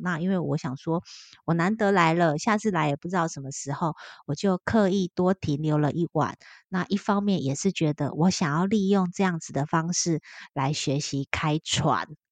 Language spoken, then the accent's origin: Chinese; Taiwan; 超级多我们台湾人